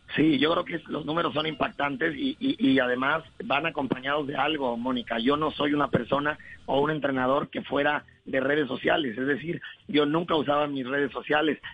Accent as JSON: {"language": "Spanish", "country": "Mexico", "also_born_or_lived": "Colombia", "said": "Yo siempre lo digo que soy como mexicano colombiana"}